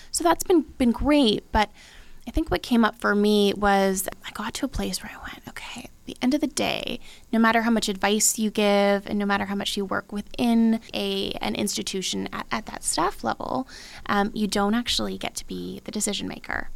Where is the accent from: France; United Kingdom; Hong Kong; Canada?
Canada; Abbotsford, British Columbia; I love Abbotsford. That's you know that's that's where I grew up